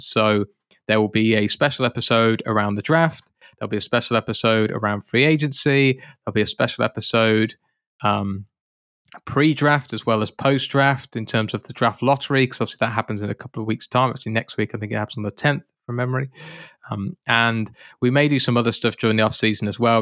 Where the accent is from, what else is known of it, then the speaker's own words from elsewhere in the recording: United Kingdom; being a Brit